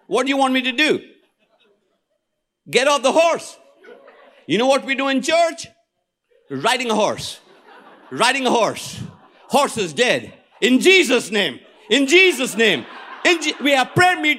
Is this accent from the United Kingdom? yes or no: no; India; I am an Indian.